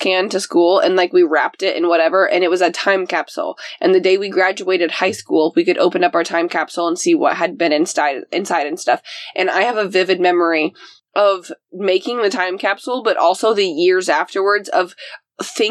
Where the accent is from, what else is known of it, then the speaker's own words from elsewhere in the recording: Cumberland, Indiana, United States; moved away; I'm like in Cumberland, Indiana. I'm exactly in my hometown